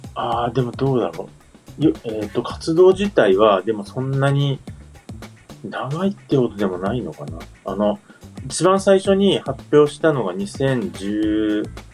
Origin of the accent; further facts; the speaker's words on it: Kyushu, Saga, Japan; 僕、九州が実家なんですよ。地元九州で、佐賀っていうところなんですけど